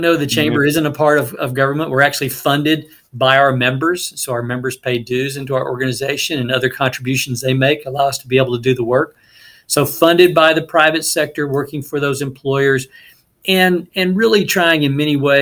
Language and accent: English; Dallas-Fort Worth area, Texas, United States; moved away as an adult; also born or lived in Utah; I grew up in the Dallas-Fort Worth area in a relatively small community